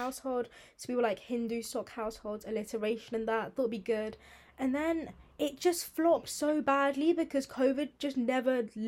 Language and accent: English; High Wycombe, South East England, United Kingdom; now in London, United Kingdom; I'm from High Wycombe. That's in Buckinghamshire.